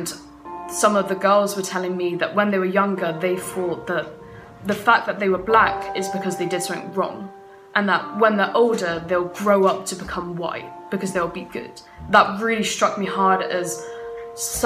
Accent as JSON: {"language": "English", "town": "Plymouth", "region": "South West England", "country": "United Kingdom", "tie": "born or raised there", "said": "I grew up in Plymouth"}